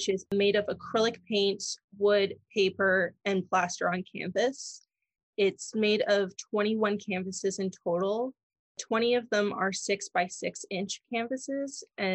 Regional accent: Toronto, Ontario, Canada; Born and raised in Toronto.

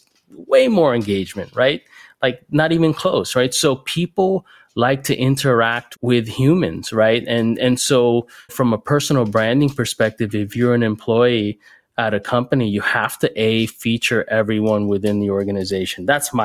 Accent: Miami, Florida, United States; moved away as an adult; also born or lived in Bay Area / New York City; I'm based in Miami now. I'm from Miami originally, but I went out to the Bay Area and New York City and a couple other areas back in the day

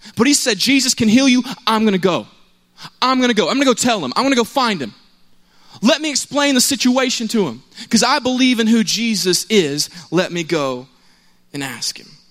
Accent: Cobb County, Georgia, United States; I'm from Cobb County. It's not too far away, but I was close to the Douglasville side of things

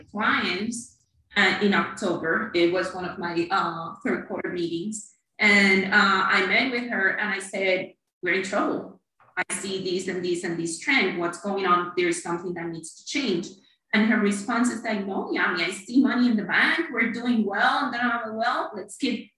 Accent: Cuba; moved away as an adult; also born or lived in Miami, United States; now in Naples, United States; I'm originally from Cuba

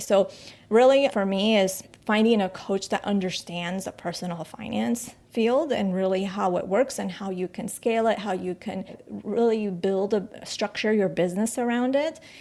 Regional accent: United States; also born or lived in Colombia; we moved to the States when when we, I was about eight years old.

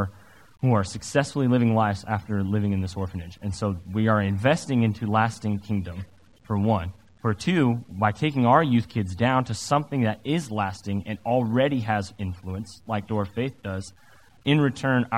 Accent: Salem, Oregon, United States; When I grew up at in Oregon, in Salem, and very much suburban America

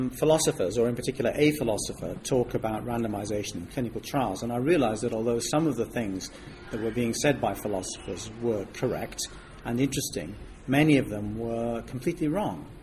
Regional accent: Switzerland; moved away as an adult; now in United Kingdom; Well, I came from Switzerland to Britain to study, and I wanted to study mathematics

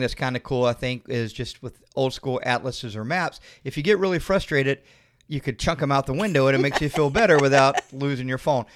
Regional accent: Florida, United States; we're from Florida

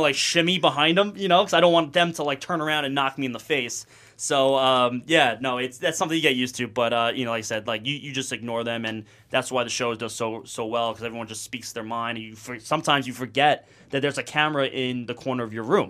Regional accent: Sayville, New York, United States; also born or lived in Virginia; I'm from Long Island, New York, South Shore, a little small town called Sable

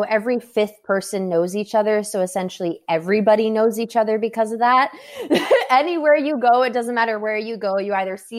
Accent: Winnipeg, Manitoba, Canada; I'm from Winnipeg, Manitoba

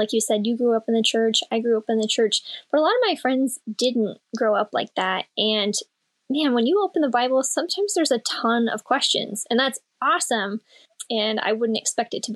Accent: Oregon City, Oregon, United States; now in Seward, United States; originally I was born in Oregon City, which is 45 minutes south of Portland

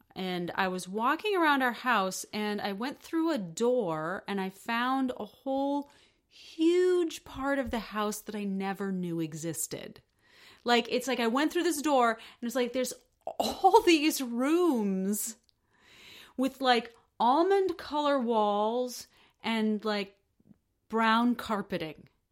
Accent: United States; I'm an American.

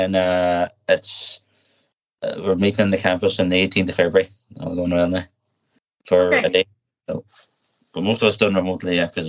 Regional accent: Donegal, Ulster, Ireland; from Donegal. I've been living there all my life.

